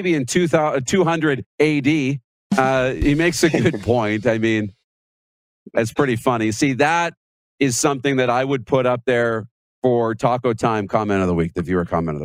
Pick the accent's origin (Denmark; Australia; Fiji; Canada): Canada; Wynyard, Saskatchewan; My hometown, this is Wynyard, the Composite High School